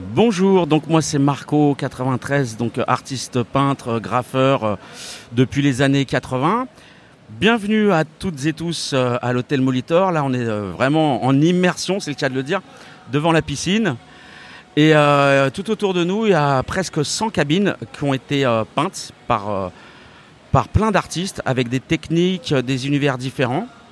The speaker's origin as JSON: {"language": "French", "town": "Saint-Denis", "region": "Île-de-France", "country": "France", "tie": "born or raised there", "said": "J'ai grandi à Saint-Denis, euh, j'habite toujours à Saint-Denis"}